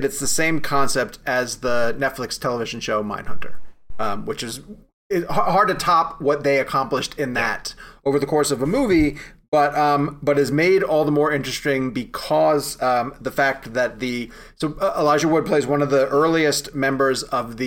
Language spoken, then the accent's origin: English; Massapequa Park, New York, United States; Massapequa Park, where I grew up on Long Island